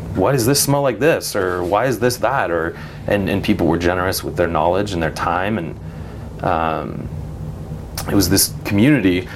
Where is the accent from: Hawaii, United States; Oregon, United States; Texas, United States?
Oregon, United States; Eugene; I grew up in Eugene